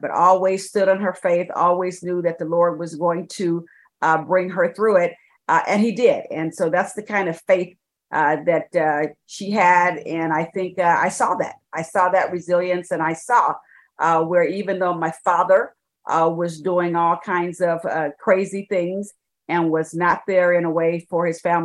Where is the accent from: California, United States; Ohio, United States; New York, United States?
California, United States; San Francisco Bay Area; also born or lived in Birmingham, Alabama; now in Dallas, United States; I was raised in the San Francisco Bay Area